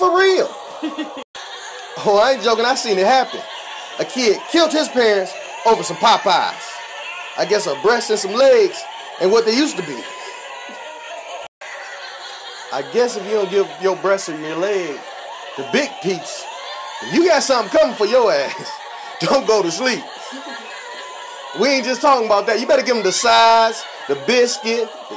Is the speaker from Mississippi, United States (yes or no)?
no; Ohio, United States; I'm from Ohio, too